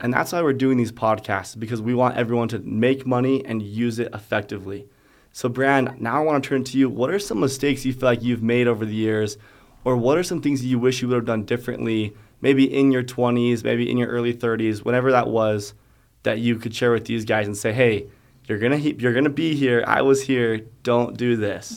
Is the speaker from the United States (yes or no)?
yes; Alpine, United States; Growing up in Alpine, I had a lot of people that knew a lot